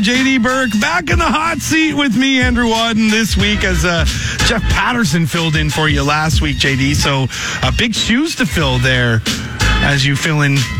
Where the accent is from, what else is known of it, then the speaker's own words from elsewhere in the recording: just outside of Toronto, Ontario, Canada; I grew up just outside of Toronto, and we'd go down to South Carolina, which is very common for people from my area.